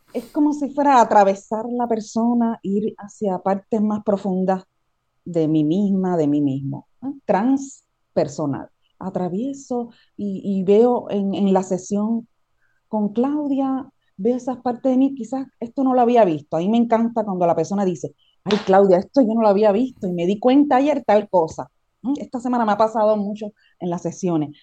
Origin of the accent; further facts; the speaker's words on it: Cuba; moved away as an adult; now in Puerto Rico; Yo estuve ahí 27 años